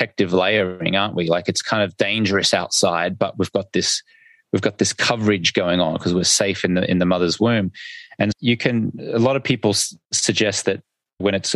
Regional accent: Australia; accent: Australian; my funny Australian accent in my language

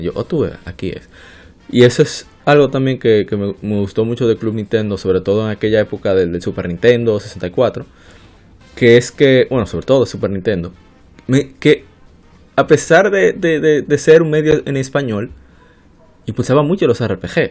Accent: Dominican Republic; nosotros somos dominicanos

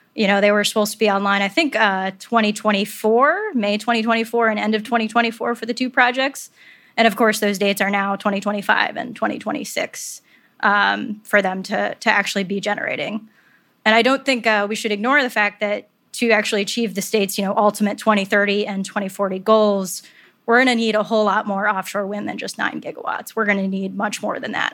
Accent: upstate New York, United States; I'm not a native New Yorker, but I am an upstate New Yorker

